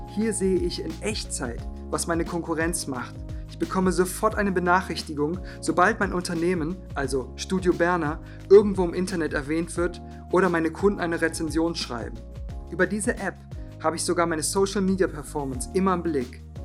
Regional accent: Cologne, North Rhine-Westphalia, Germany; Ich komme aus Köln, bin freiberuflicher Filmemacher

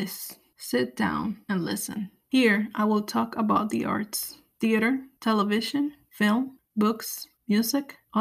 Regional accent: Puerto Rico; moved away as an adult; also born or lived in Los Angeles / Ohio / Alabama / Chicago; now in New York, United States; I was born in New York, but before I turned 1, my parents moved back to Puerto Rico. I grew up on the island.

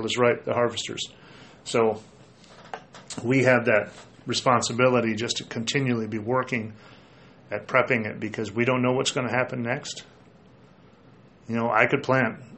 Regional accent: Minnesota, United States; moved away; growing up in Minnesota where it's a little wetter

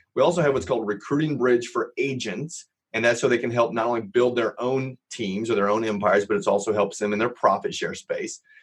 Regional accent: Los Angeles, California, United States; also born or lived in Indiana; I grew up in Los Angeles

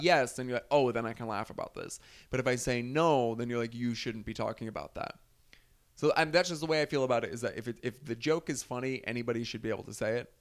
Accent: New Jersey, United States; I'm from North Jersey. It's a pretty liberal area where I grew up

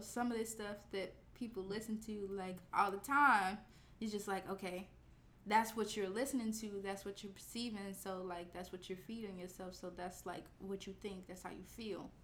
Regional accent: Chicago, Illinois, United States; we're both from Chicago

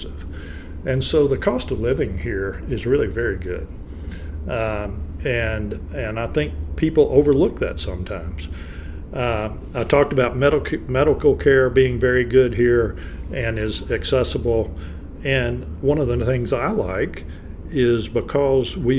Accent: Plain Dealing, Louisiana, United States; now in Shreveport, United States; I grew up in Plain Dealing, Louisiana, was my hometown

